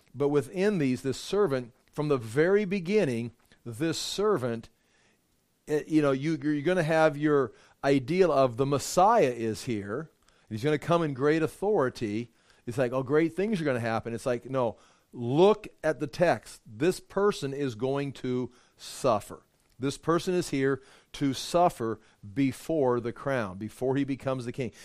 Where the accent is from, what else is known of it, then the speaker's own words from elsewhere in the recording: Thompson, Iowa, United States; I grew up in Fort Thompson, went swimming in Forest City